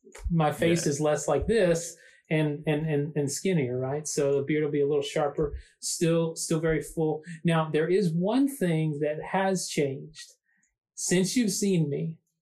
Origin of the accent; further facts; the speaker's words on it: the South, United States; I mean, I'm from the South, yeah, man.